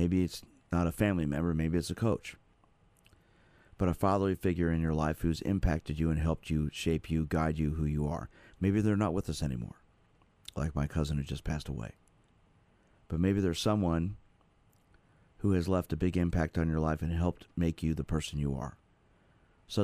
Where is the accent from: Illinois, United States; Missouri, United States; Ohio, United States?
Missouri, United States; Kansas City; also born or lived in New York; growing up here in Kansas City, we moved here when I was four from New York